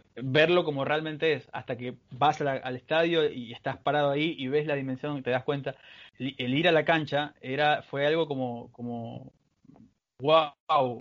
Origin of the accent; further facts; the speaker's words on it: Bahía de Caráquez, Manabí, Ecuador; soy de Bahía de Caracas, una pequeña ciudad ubicada en Manabí, en la costa ecuatoriana